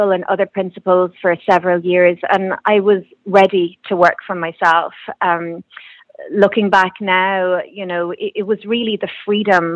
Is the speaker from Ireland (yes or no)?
yes; Kerry, Munster, Ireland; moved away as an adult; also born or lived in Cork; now in Dublin, Ireland; I'm originally from Kerry and I'm living in Dublin now